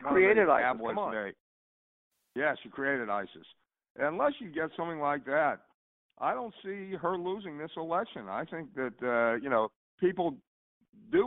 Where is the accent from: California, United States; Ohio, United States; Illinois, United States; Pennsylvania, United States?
Pennsylvania, United States; New Kensington; I grew up in New Kensington